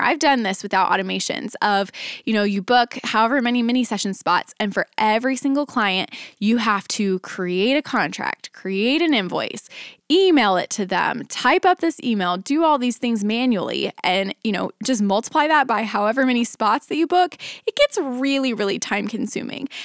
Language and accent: English; Dallas, Texas, United States; now in Nashville, United States; I grew up, I was born and raised in Dallas, and ended up moving from Dallas to Nashville